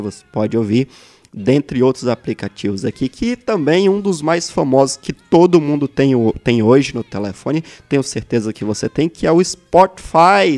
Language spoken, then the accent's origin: Portuguese; Brasília, Federal District, Brazil; also born or lived in Santo Antônio do Descoberto, Goiás; eu nasci em Taguatinga Brasília, sou natural de Brasília